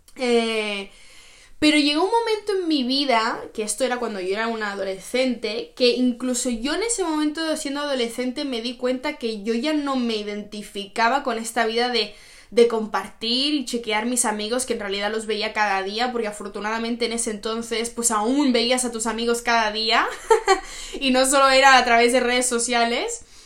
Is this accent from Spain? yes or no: yes; Spain; moved away as an adult; now in Oslo, Norway; yo ya me fui de, de, mi país, yo me fui de España, me fui a mi otro país, que es acá en Noruega, donde yo vivo actualmente